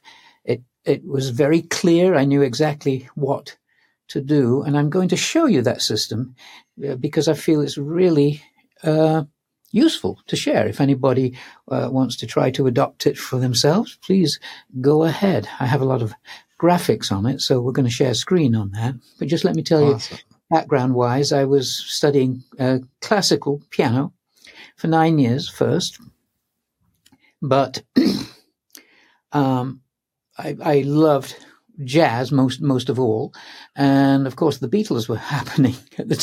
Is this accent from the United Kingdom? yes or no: yes; Manchester, North West England, United Kingdom; moved away; I'm English. I was born in Manchester